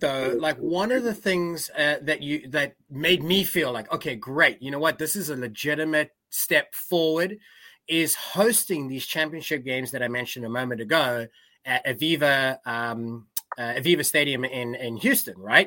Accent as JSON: {"language": "English", "country": "South Africa", "said": "I'm South African"}